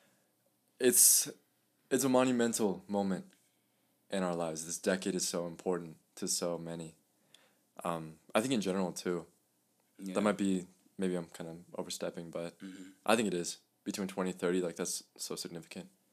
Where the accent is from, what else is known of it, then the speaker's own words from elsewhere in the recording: Santa Fe, New Mexico, United States; first language Spanish; English is a second language; also born or lived in León, Guanajuato, Mexico / Albuquerque; I... moved to the United States when I was 2 years old. Okay. And I've lived in Santa Fe since then, 19 years later.